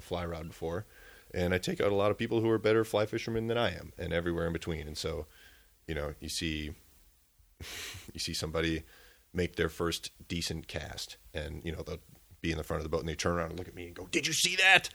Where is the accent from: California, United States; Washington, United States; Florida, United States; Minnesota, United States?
Minnesota, United States; Minneapolis–Saint Paul; also born or lived in Round Lake, Hayward, Wisconsin; now in Hayward, United States; I'm originally from the Twin Cities